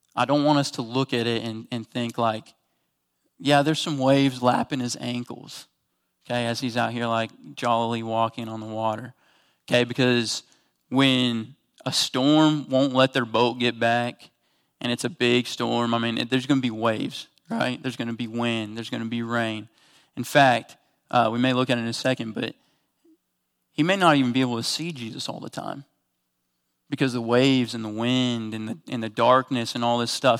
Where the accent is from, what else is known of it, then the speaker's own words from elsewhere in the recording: Kansas, United States; I'm from Kansas, so most of the bodies of water that we're on, you can, like, take three steps and you're across it.